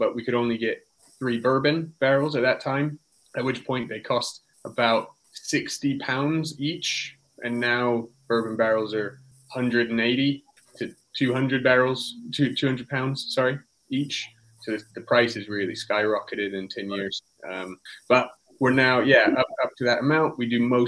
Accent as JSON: {"language": "English", "region": "California", "country": "United States", "tie": "born or raised there", "moved": "yes", "lives_now": "England, United Kingdom", "said": "I'm from California, and I live in England"}